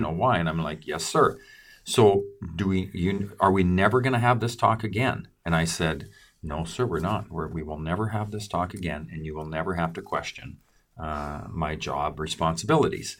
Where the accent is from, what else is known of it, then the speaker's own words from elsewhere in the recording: Creston, British Columbia, Canada; my hometown, Creston